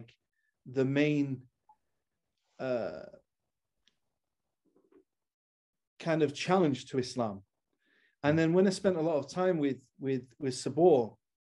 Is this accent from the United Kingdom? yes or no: yes; Manchester, North West England, United Kingdom; I'm from Manchester, England